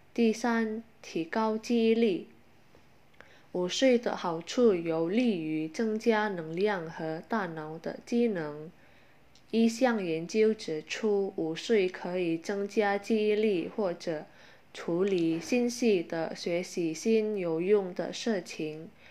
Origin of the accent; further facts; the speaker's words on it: Indonesia; Chinese is a second language; 我们印尼人